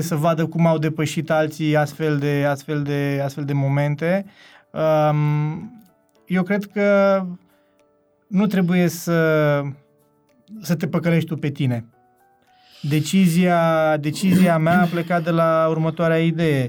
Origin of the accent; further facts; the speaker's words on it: Zalău, Sălaj County, Romania; moved away; also born or lived in Cluj-Napoca; de când am plecat din Zalău până când ne-am reîntâlnit la Cluj